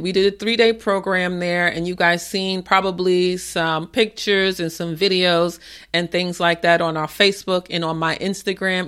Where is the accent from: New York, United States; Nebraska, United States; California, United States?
New York, United States; New York City; moved away; also born or lived in Maryland area / Tysons Corner, Virginia; I am from the Bronx and my family is in Co-op City